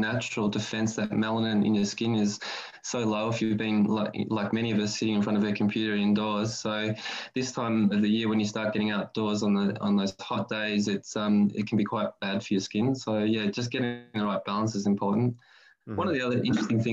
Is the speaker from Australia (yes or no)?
yes; Australia; as a kid growing up in Australia in the, you know, 80s